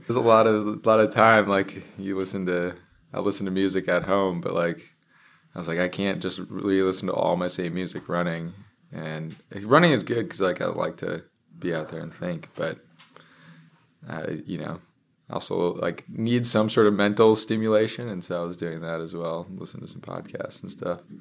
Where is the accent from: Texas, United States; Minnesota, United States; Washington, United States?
Minnesota, United States; now in Seattle, United States; my hometown back in Minnesota